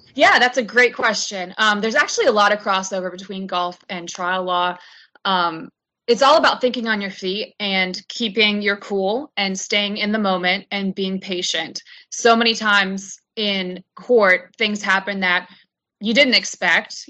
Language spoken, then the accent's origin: English; Charlotte, North Carolina, United States; I'm from Charlotte, North Carolina, and I was lucky enough to be uh, brought up on a golf course